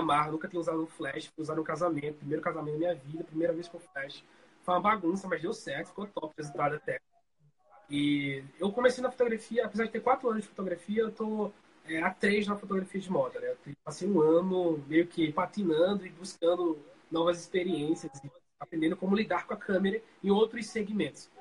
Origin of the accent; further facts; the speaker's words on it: Colônia Leopoldina, Alagoas, Brazil; now in Maceió, Brazil; Eu sou natural de, do interior de, de, de Alagoas, ou seja, Colônia Leopoldina, mas eu moro aqui em Maceió há uns 15 anos